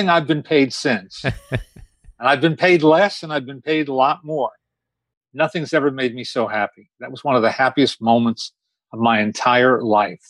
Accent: Teaneck, New Jersey, United States; I got the best of New York, the best of both worlds, growing up in a what might be described as an idyllic post-World War II baby boom town

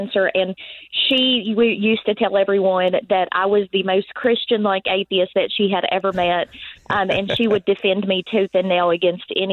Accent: Ohio County, Kentucky, United States; also born or lived in Greenville, Kentucky; the next county from where I'm at right now in Ohio County, Kentucky.

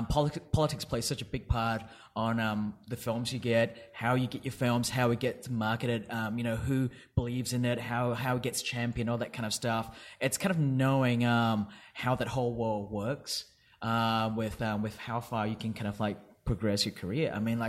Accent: Perth, Western Australia, Australia; I grew up in Perth, yes.

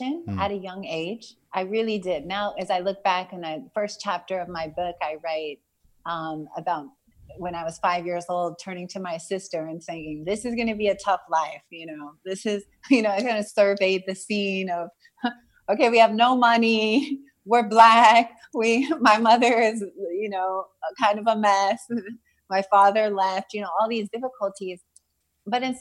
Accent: California, United States; also born or lived in Los Angeles; I was born in Southern California, and I grew up kind of between Northern and Southern California. We would sort of travel back and forth a little bit.

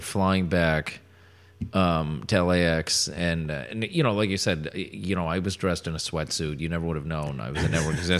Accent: Connecticut, United States; I grew up in Connecticut

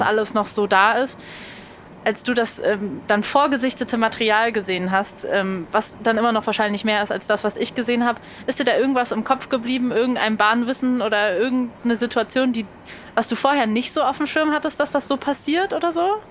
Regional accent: Berlin, Germany; ich bin Berlinerin

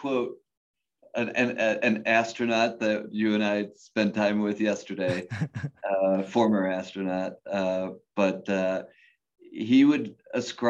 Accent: Cleveland, Ohio, United States; I grew up in Cleveland

